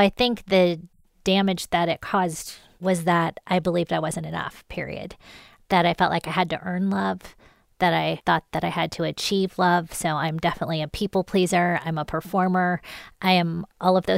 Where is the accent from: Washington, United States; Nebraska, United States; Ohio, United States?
Ohio, United States; Columbus; I grew up in Columbus, Ohio.